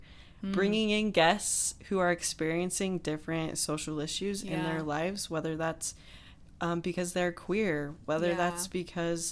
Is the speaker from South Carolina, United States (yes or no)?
no; Utah, United States; also born or lived in Arizona; I grew up in Utah. I've lived in Arizona